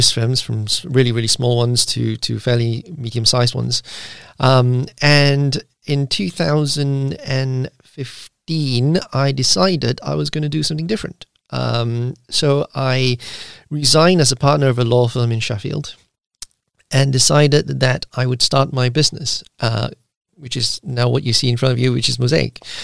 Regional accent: Malaysia; now in United Kingdom; I am actually originally from Malaysia

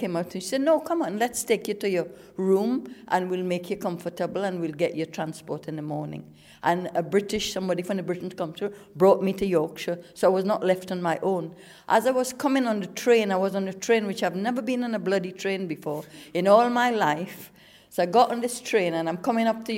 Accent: Trinidad & Tobago; moved away as an adult; also born or lived in England; now in United Kingdom; I came from Trinidad. I was 18 years old. I came in 1968

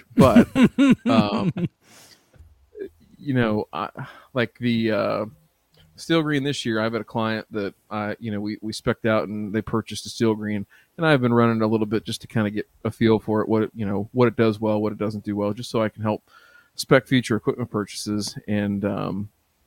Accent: Canada; I'm from Canada.

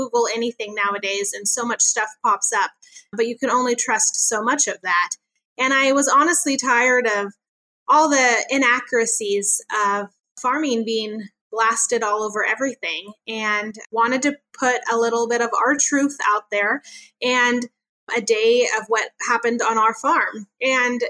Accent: Chico, California, United States; moved away as an adult; now in Kern County, United States; I grew up in Northern California in Chico

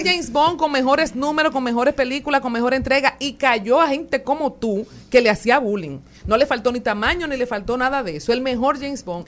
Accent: Loma Verde, San Juan, Dominican Republic; allá en Loma Verde, donde yo me crié en San Juan

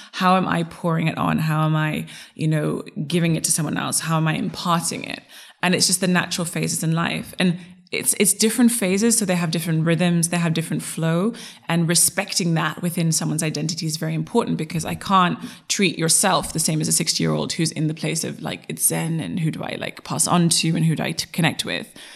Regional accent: Zimbabwe; also born or lived in United States / Europe; now in England; my father is Dominican, my mother is Zulu, and then I grew up in Zimbabwe

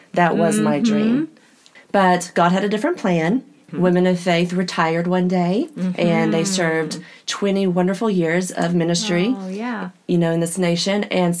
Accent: Midland, Texas, United States; also born or lived in Oklahoma; I am originally from Midland, Texas. I have been in Oklahoma most of my life, though.

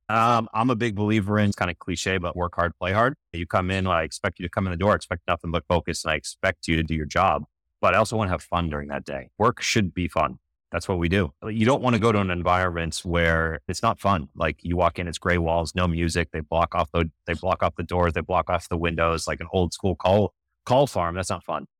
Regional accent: Boston, Massachusetts, United States; I'm from Boston. I grew up during the decade of excellence with Patriots, Red Sox, Bruins, Celtics.

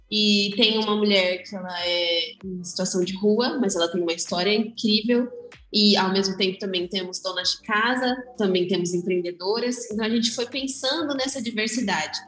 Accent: interior of São Paulo, Brazil; sou do interior de São Paulo

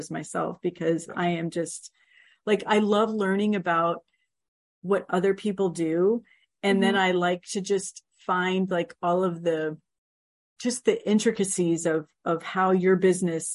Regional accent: Miami, Florida, United States; moved away; my hometown of Miami

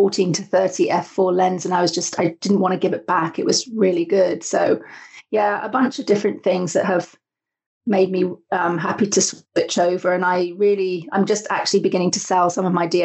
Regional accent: United Kingdom; now in Canada; Originally from the UK, which you might be able to tell from my accent. And I lived on a small island in the UK

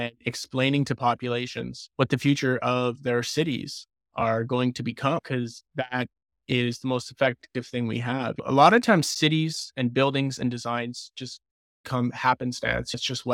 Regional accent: Windsor, Ontario, Canada; also born or lived in Timmins; And I grew up in Windsor, or teenage years in Windsor, and went to Riverside High School and then St. Clair College, studied architecture. And then as soon as I graduated, I moved to Timmins, Ontario.

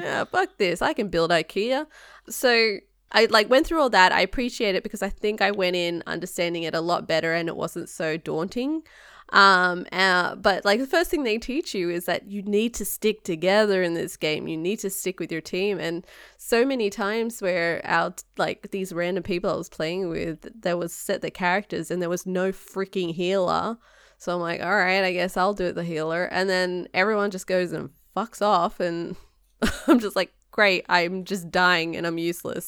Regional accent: Australia; now in United States

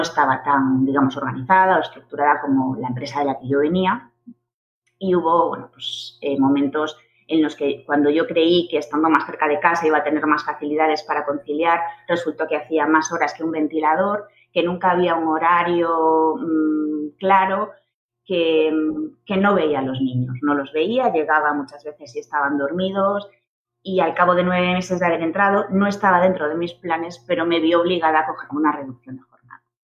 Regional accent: Galicia, Spain; moved away as an adult; also born or lived in Santiago de Compostela; now in Barcelona, Spain; soy gallega

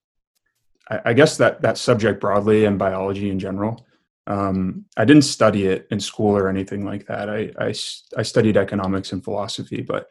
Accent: outside of New York City, United States; also born or lived in Cobleskill, New York / Brooklyn; I grew up in what upstaters call downstate New York. So I grew up outside of New York City

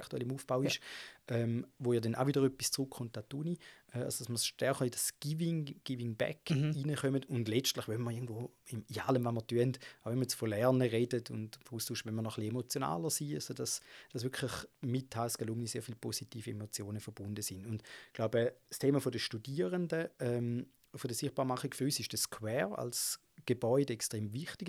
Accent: Gossau, St. Gallen, Switzerland; ich bin in Gossa aufgewachsen, das ist so neben St. Gallen

